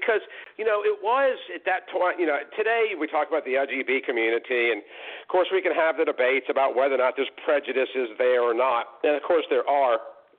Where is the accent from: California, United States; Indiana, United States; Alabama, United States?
Alabama, United States; my home state of Alabama